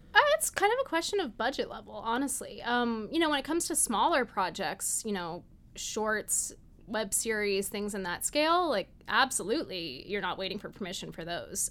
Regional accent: Tennessee, United States; moved away; also born or lived in New York; people that I knew back in my hometown in Tennessee

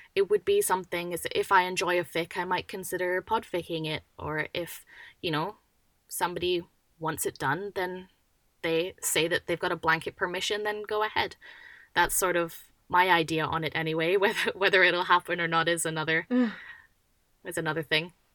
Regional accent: Scotland, United Kingdom; now in Western Australia, Australia; I'm originally from Scotland

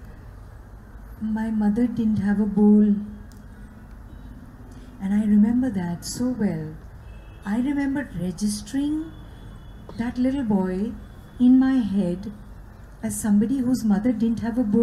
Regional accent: Amritsar, Punjab, India; my hometown of Amritsar

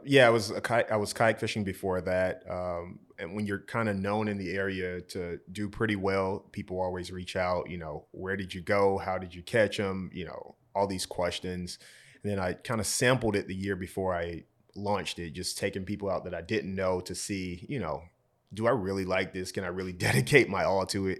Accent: Georgia, United States; moved away as an adult; now in Rhode Island, United States; So I'm from Georgia

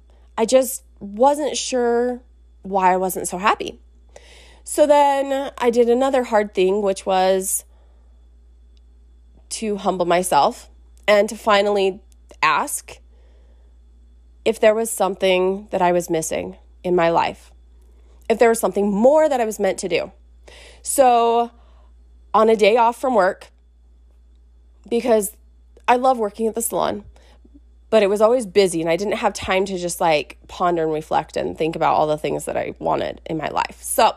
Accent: Salt Lake City, Utah, United States; actually from where I grew up in Salt Lake.

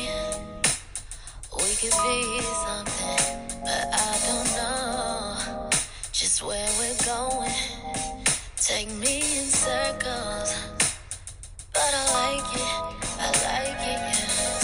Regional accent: Chicago, Illinois, United States; my hometown. So, you know, like, love Chicago to death

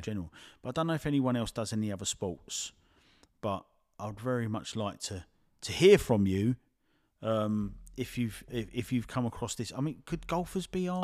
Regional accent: Addington, United Kingdom; I'm from, I'm from Addington

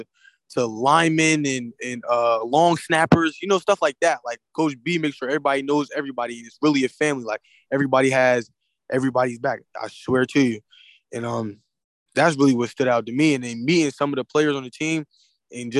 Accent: New Jersey, United States; I'm from New Jersey

